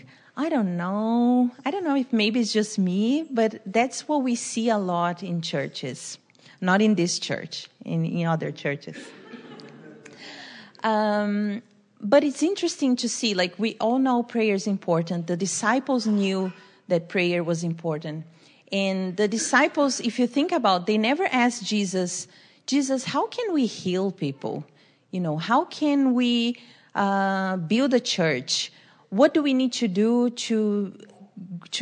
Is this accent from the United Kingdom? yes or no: no; Brazil; moved away; I'm from Brazil.